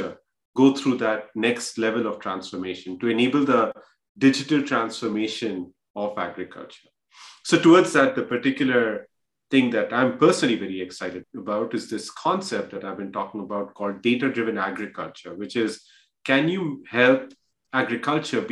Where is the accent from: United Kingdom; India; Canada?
India; moved away as an adult; also born or lived in Bihar / Kharagpur; now in United States; I grew up in India.